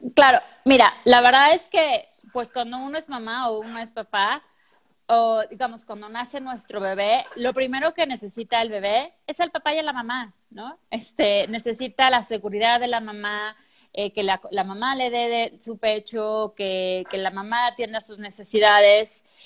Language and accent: Spanish; Mexico City, Mexico; moved away as an adult; also born or lived in Chile; now in Guadalajara, Mexico; yo no llegué a la Ciudad de México, que es donde yo soy, yo llego a Guadalajara